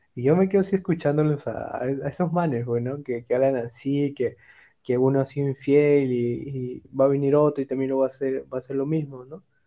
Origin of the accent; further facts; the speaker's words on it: Peru; also born or lived in Germany; Yo de Perú